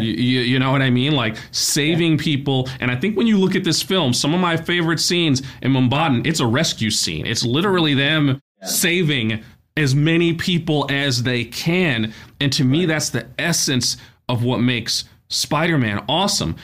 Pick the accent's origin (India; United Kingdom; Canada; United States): United States; New York City, New York; a kid growing up in Brooklyn